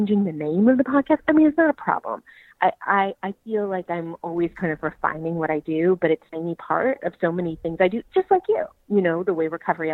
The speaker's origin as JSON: {"language": "English", "area": "Marin County", "region": "California", "country": "United States", "said": "I'm from Marin County, which is up north"}